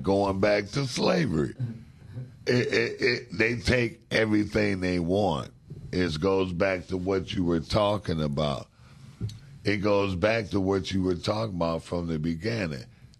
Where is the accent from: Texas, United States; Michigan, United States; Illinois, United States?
Michigan, United States; Detroit; Yeah, where I grew up at is rebuilt. Southwest is rebuilt. Give it up for Southwest Detroit, man.